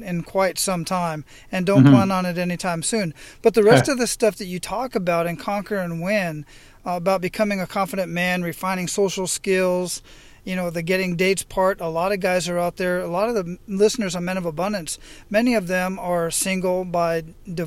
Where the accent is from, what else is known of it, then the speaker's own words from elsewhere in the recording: Phoenix, Arizona, United States; moved away; I grew up in Phoenix